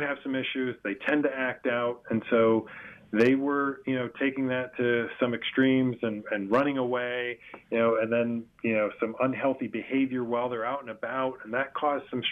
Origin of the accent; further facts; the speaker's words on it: Boca Raton, Florida, United States; I grew up down here in Boca Raton